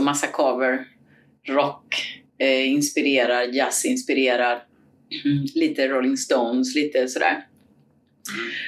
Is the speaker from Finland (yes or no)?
no; Cuba; now in Sweden; Jag kommer från Kuba